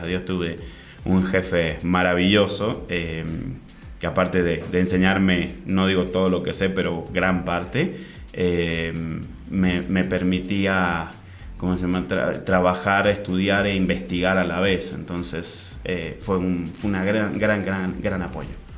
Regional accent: Mendoza, Argentina; moved away; also born or lived in Santiago, Chile; Yo nací en Santiago, en Chile. Soy chileno también. Ok. Eh, y mm, a los, dos, años me fui a vivir a Mendoza

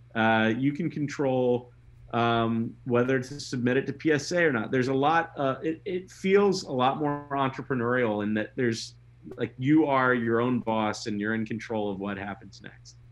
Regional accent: Memphis, Tennessee, United States; moved away; also born or lived in Mississippi; I grew up in in Memphis, and I also lived in Mississippi

